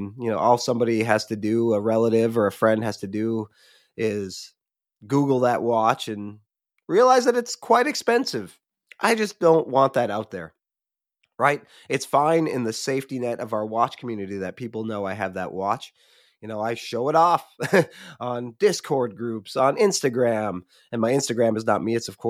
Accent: Michigan, United States; I have a childhood friend who still lives in the town I grew up in Michigan.

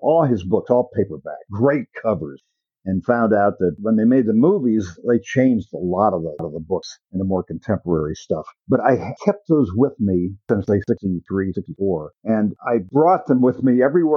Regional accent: Marion, Ohio, United States; moved away as an adult; also born or lived in England; Grew up in Ohio, a place called Marion, the home of President Harding

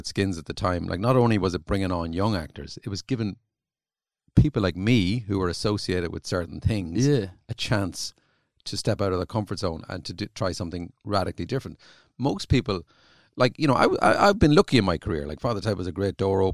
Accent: Ireland; accent: country accent; also born or lived in South County Dublin; growing up in Ireland. Like, in rural Ireland

